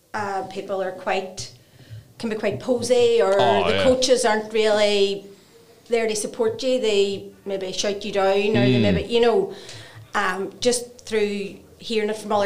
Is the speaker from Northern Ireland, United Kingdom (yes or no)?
yes; Eglinton direction, Northern Ireland, United Kingdom; also born or lived in Claudy; I was Eglinton direction, so out of the town.